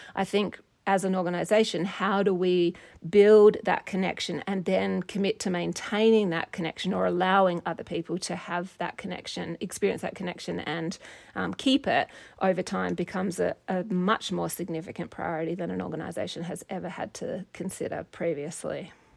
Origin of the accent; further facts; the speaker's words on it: Perth, Western Australia, Australia; moved away as an adult; also born or lived in United States; now in Montana, United States; I grew up in Australia and in Perth, Western Australia